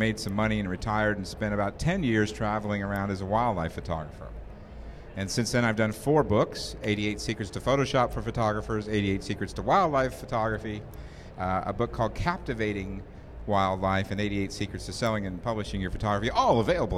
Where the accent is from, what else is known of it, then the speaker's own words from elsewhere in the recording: Indianapolis, Indiana, United States; And I went out to the Indy 500, because I grew up in Indianapolis